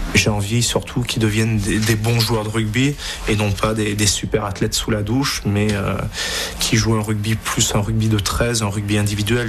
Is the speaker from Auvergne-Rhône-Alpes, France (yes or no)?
yes; Romans-sur-Isère, Auvergne-Rhône-Alpes, France; moved away as an adult; also born or lived in Clermont-Ferrand; je suis originaire de, de Romans